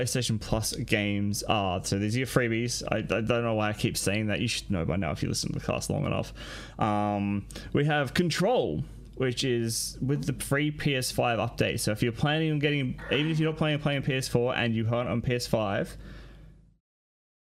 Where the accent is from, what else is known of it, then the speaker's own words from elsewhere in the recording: Australia; moved away as an adult; now in Brisbane, Australia; a flight from my hometown to Sydney was more than a flight from Sydney to Melbourne.